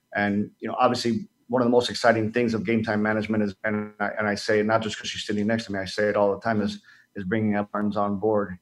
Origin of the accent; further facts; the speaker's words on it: Dominican Republic; moved away; being Dominican, I grew up in the Dominican Republic